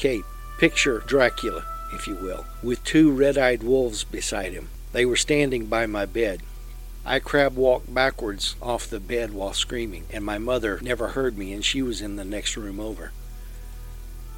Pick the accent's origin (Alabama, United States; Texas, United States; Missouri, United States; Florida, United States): Texas, United States; Lexington; The house I grew up in Lexington, Texas